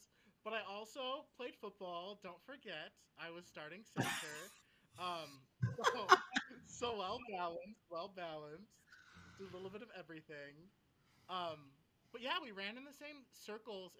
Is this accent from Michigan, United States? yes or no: yes; Benzie County, Michigan, United States; growing up in Benzie County